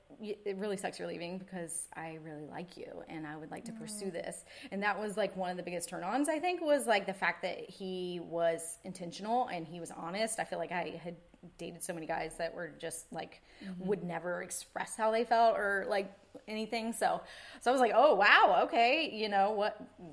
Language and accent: English; East Coast, United States; you know, I'm a girl from the East Coast, grew up fishing and being so outdoorsy